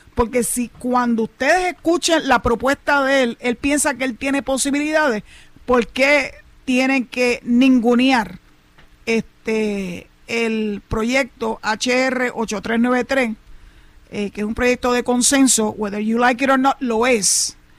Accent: Puerto Rico; somos los puertorriqueños, ciudadanos americanos

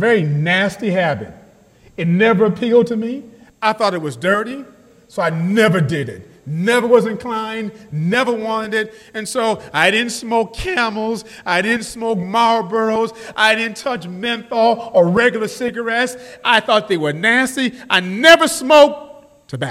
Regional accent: New York City, New York, United States; I was born in the States. I was born in New York City.

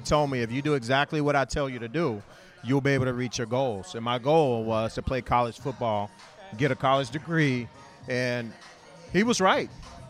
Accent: California, United States; moved away as an adult; also born or lived in Washington; I was able to go to Washington State and be on my own, get away from California

